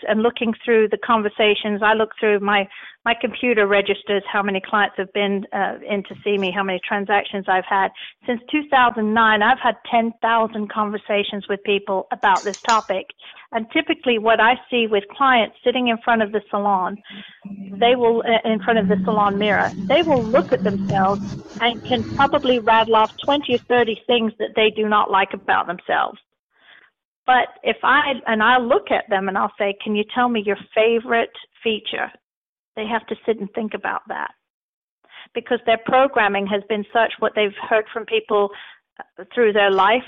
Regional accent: Nottingham, East Midlands, United Kingdom; moved away as an adult; now in United States; I was born in Nottingham, England, and in 1983, I dropped my plans to become a history teacher and left my college behind

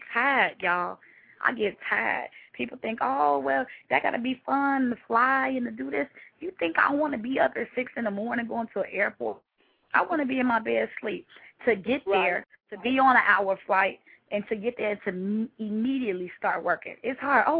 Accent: Chicago, Illinois, United States; I am from Chicago, born and raised

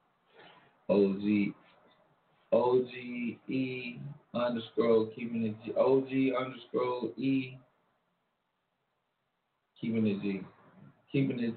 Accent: Long Island, New York, United States; also born or lived in Alabama / Amityville, New York; I grew up with a lot of different ethnicities growing up in Long Island, New York. I remember when I first came back to New York from Alabama, and I had an accent, so everybody called me ….

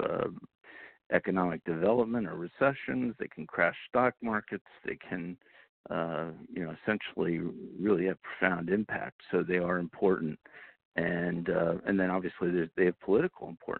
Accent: Lehigh Valley, Pennsylvania, United States; moved away as an adult; also born or lived in Miami / Washington; growing up in Pennsylvania, in an industrial area of Pennsylvania in the Lehigh Valley

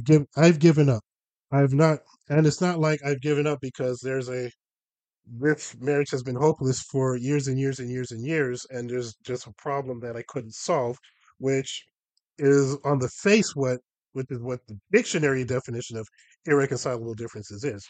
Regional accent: Los Angeles, California, United States; there's one neighborhood in LA where all of that comes together, and that's where I grew up.

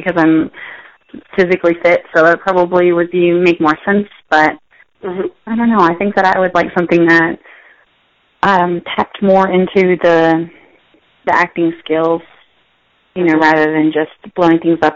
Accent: United States; also born or lived in Pennsylvania / Maryland; I grew up in Pennsylvania and Maryland

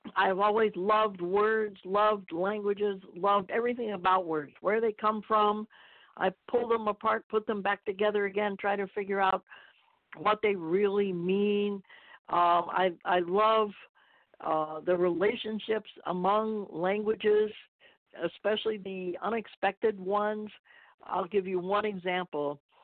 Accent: Tampa, Florida, United States; moved away as an adult; I grew up in Tampa, Florida

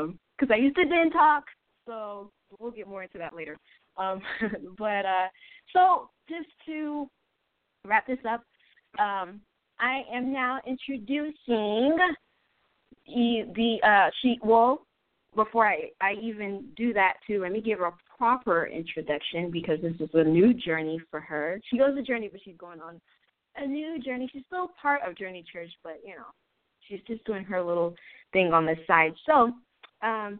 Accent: Haiti; moved away; I am Haitian from Haiti.

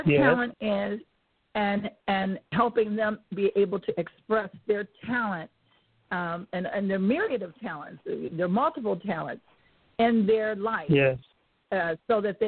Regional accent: Chicago, Illinois, United States; I was born in Chicago. I grew up in a very musical family

